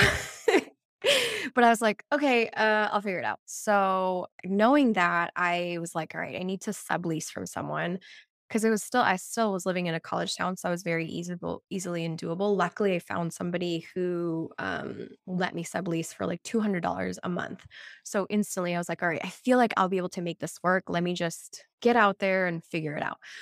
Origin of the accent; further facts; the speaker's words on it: Lima, Peru; moved away; I was born in Lima, Peru